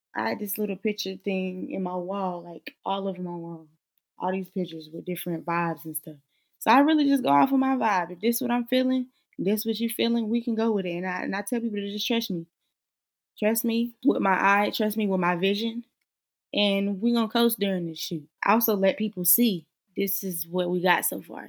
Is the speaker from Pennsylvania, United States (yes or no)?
no; Charlotte, North Carolina, United States; now in Greensboro, United States; born and raised in Charlotte, North Carolina, currently reside in Greensboro, North Carolina.